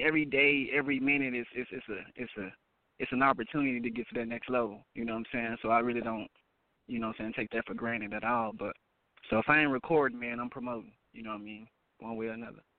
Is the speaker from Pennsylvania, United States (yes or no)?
no; Dallas, Texas, United States; I'm from Dallas